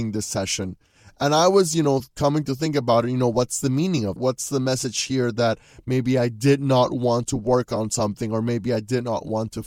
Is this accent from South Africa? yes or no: no; Panama; moved away as an adult; also born or lived in Louisiana, United States; I just left my home country of Panama.